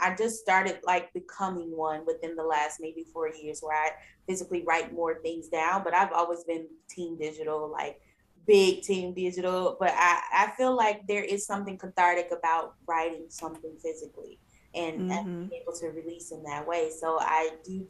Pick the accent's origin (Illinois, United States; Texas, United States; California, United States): Illinois, United States; East St. Louis; moved away; I'm from East St. Louis, Illinois, and back in my hometown